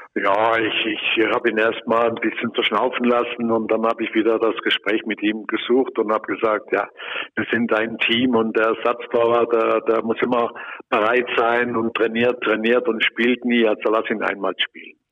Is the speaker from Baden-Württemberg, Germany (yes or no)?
yes; Lörrach, Baden-Württemberg, Germany; moved away; bin ich in Lörrach, in meiner Geburtsstadt